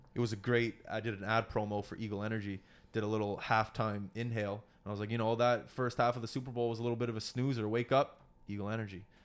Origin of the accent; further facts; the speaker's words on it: Nova Scotia, Canada; coming from Nova Scotia